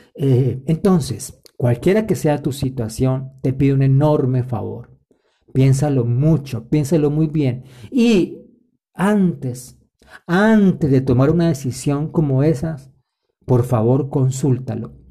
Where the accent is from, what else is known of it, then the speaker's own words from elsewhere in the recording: Colombia; En mi país, Colombia